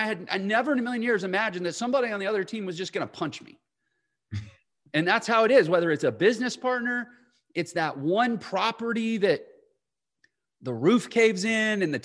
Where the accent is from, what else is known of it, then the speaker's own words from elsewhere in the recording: Houston, Texas, United States; I'm from Houston